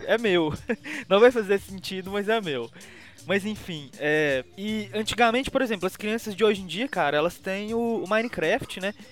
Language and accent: Portuguese; Minas Gerais, Brazil; eu sou mineiro